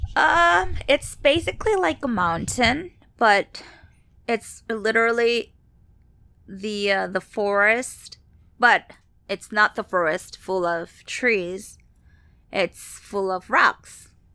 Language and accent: English; Seoul, South Korea; moved away; I'm from Seoul, Korea, so that's my homeland.